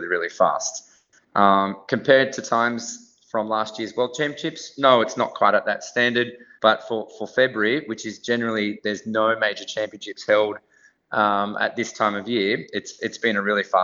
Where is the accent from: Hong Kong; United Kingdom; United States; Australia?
Australia